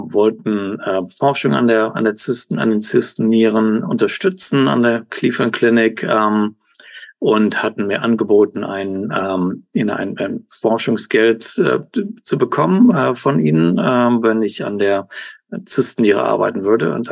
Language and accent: German; Cologne, North Rhine-Westphalia, Germany; Also ähm, ursprünglich aus Deutschland, aus Köln. Äh, da bin ich genau geboren, aufge